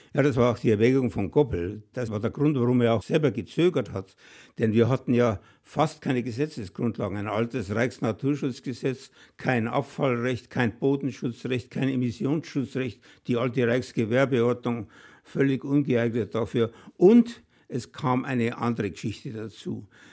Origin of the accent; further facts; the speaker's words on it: Bavaria, Germany; bei uns in Bayern